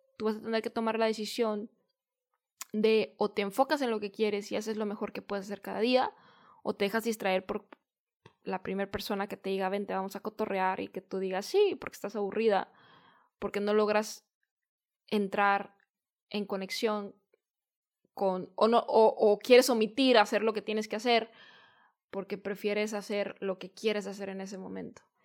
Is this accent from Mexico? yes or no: yes; Guadalajara, Jalisco, Mexico; en Guadalajara, que es de donde yo soy